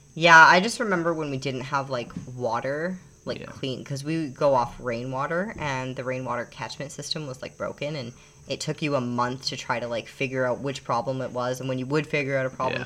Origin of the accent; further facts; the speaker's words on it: Canada; moved away as an adult; also born or lived in Calgary, Alberta; now in Panama; we being Canadian, unless we got citizenship in the US